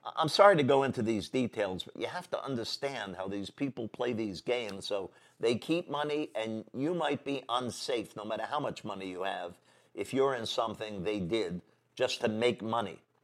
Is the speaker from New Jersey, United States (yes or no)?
no; New York City, New York, United States; I was born in Manhattan, the center of our city